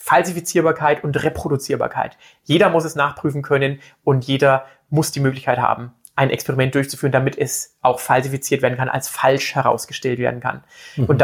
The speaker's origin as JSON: {"language": "German", "region": "Bavaria", "country": "Germany", "said": "also ich komme aus Bayern, muss ich ganz ehrlich jetzt zugeben und bekennen und stehe auch dazu"}